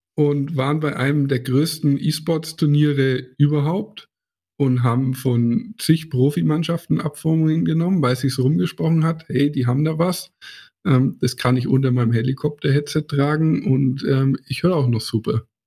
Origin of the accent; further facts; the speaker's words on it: Hersbruck, Bavaria, Germany; ist ja auch meine Heimat hier